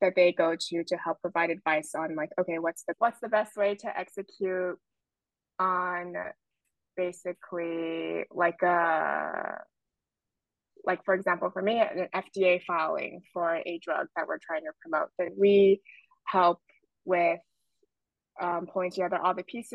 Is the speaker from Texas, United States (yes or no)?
no; Los Angeles, California, United States; moved away as an adult; also born or lived in Baltimore, Maryland; now in New York, United States; I grew up in Los Angeles, California